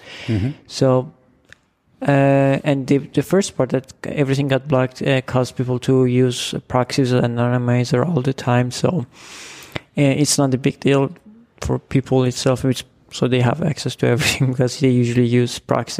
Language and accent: English; Iran; I'm from Iran.